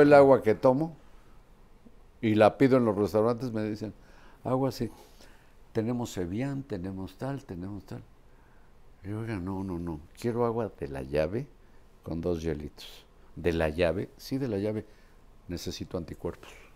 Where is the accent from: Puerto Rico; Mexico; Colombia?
Mexico; soy mexicano promedio